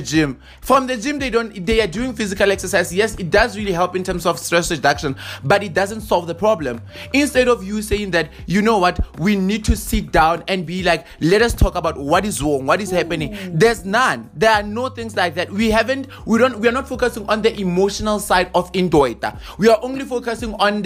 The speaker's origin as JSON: {"language": "English", "country": "South Africa", "said": "as a South African"}